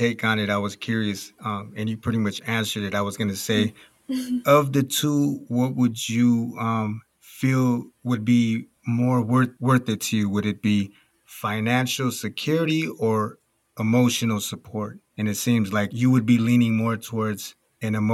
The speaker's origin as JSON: {"language": "English", "region": "California", "country": "United States", "moved": "yes", "said": "I'm originally from California"}